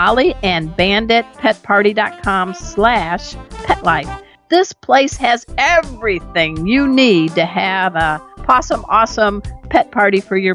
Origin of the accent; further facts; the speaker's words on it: Chicago, Illinois, United States; moved away; We're both from the Windy City area, Chicago